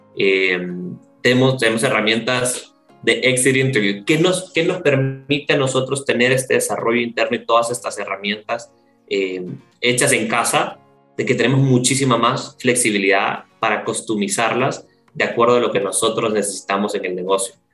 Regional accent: El Salvador; Yo soy salvadoreño y en El Salvador la, la industria call center es, es, muy fuerte

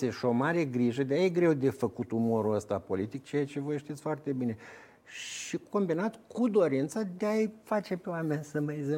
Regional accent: Romania; dar ca român, ca făcând parte din nația

